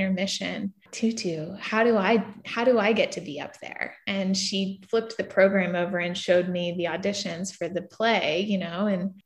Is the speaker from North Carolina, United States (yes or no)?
yes; New Bern, North Carolina, United States; moved away as an adult; also born or lived in Los Angeles; now in Wilmington, United States; I grew up in Eastern North Carolina in a little small town called New Bern